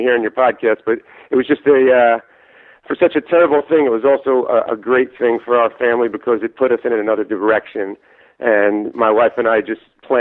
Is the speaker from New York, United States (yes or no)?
yes; New York City, New York, United States; also born or lived in Philadelphia / Florida; I was born in New York, Staten Island, New York